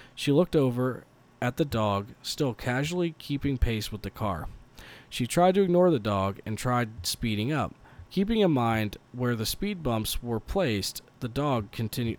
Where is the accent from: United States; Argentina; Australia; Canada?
United States; Colorado Springs, Colorado; we're from Colorado Springs, Colorado